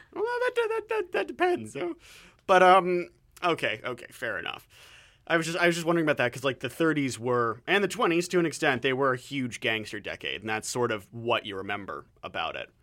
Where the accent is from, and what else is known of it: Southwestern Ontario, Canada; now in Vancouver, Canada